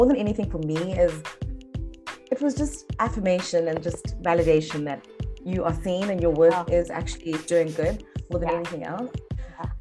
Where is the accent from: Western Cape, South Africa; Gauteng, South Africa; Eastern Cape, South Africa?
Eastern Cape, South Africa; East London; now in Cape Town, South Africa; I was born and bred in East London, had a very good upbringing, raised by my mother